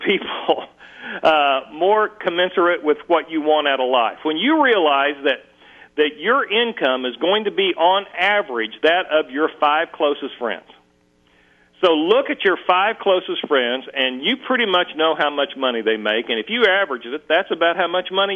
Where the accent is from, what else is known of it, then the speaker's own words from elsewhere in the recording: Muskogee, Oklahoma, United States; I grew up dirt poor in Muskogee, Oklahoma.